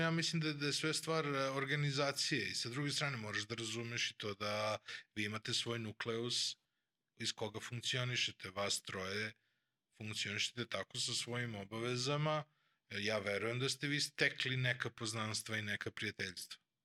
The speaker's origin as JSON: {"language": "Croatian", "town": "Vršac", "region": "Vojvodina", "country": "Serbia", "moved": "yes", "said": "ja sam u stvari, uh, ja sam emigrirao iz Vršca praktično pre više od 20 godina sad."}